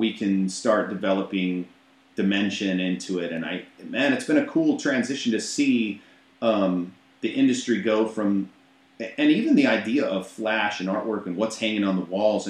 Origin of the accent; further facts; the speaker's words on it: Minnesota, United States; moved away; I'm not from St. Paul, but I'm from Minnesota. I lived 2 hours northwest of Minneapolis, St. Paul, in a little tiny town of under 600 people called Bruton.